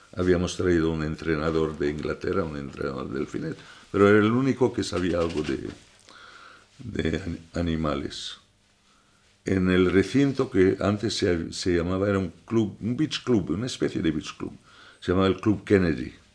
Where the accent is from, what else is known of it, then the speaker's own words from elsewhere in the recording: Alexandria, Alexandria Governorate, Egypt; also born or lived in London, United Kingdom / Ibiza, Spain; now in Mallorca, Spain; Nací en 1943 en Alejandría.